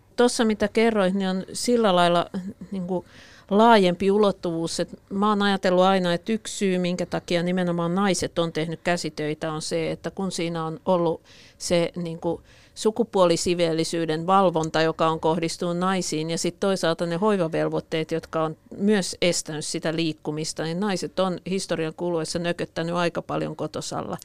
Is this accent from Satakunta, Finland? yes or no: yes; Pori, Satakunta, Finland; mä olen porilainen